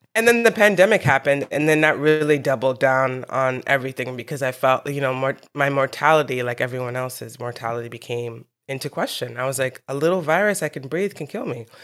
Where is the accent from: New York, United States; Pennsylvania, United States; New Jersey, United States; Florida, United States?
New York, United States; New York City; I was born in New York City.